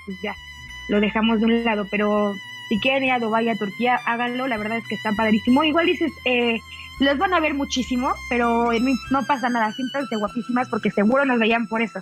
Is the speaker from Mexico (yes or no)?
yes; Mexico; also born or lived in Mexico City